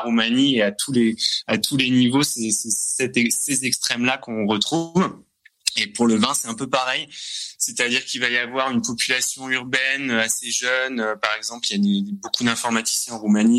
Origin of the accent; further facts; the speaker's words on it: France; now in Corcova, Romania; moi, en tant que Français